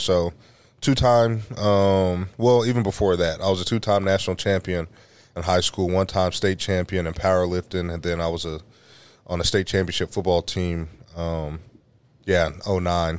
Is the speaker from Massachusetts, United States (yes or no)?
no; Oklahoma City, Oklahoma, United States; I grew up in Oklahoma City, Oklahoma